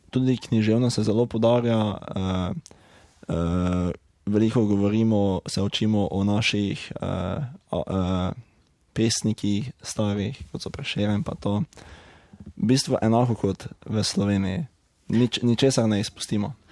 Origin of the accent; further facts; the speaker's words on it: Lenart, Slovenia; prihajam iz Lenarta v Slovenski Gorica